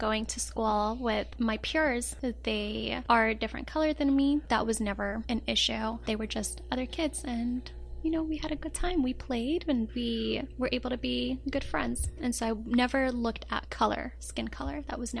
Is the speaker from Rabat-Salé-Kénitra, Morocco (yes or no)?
yes; Rabat, Rabat-Salé-Kénitra, Morocco; I am from Rabat. It is the capital city of Morocco.